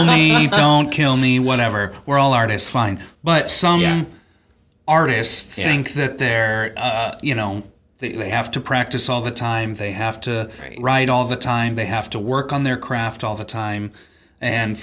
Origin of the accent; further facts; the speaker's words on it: Southern California, United States; now in Wisconsin, United States; Southern California, born and raised